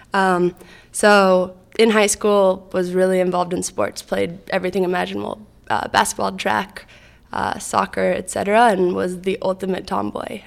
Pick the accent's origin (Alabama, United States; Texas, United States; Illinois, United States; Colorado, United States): Colorado, United States; Boulder; moved away; also born or lived in New York City; I grew up in Boulder, Colorado